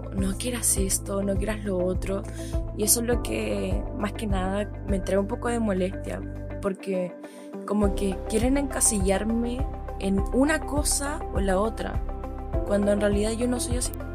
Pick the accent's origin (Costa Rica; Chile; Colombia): Chile; Soy de Chile